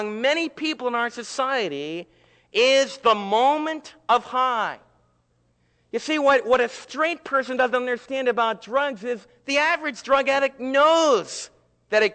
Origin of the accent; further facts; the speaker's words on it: United States; as American believers and American citizens